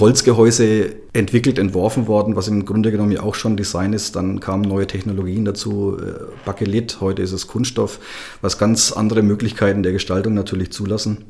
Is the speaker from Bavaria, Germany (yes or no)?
yes; Upper Franconia, Bavaria, Germany; ich ja ein mehr oder weniger gebürtiger Oberfranke bin